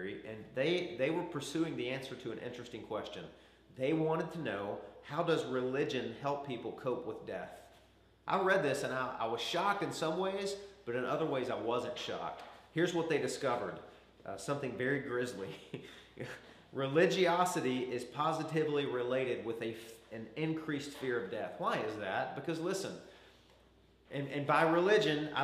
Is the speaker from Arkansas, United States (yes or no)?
yes; Arkansas, United States; I grew up in Arkansas, and there was a little taxidermy shop down the road from us